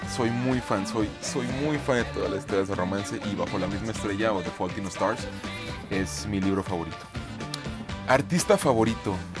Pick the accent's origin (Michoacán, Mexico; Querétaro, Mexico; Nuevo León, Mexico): Michoacán, Mexico; Zitácuaro; now in Guadalajara, Mexico; yo vivo en la ciudad de Guadalajara, Jalisco, México, pero soy oriundo de Zitácuaro, Michoacán, en México también, eh, orgullosamente michoacano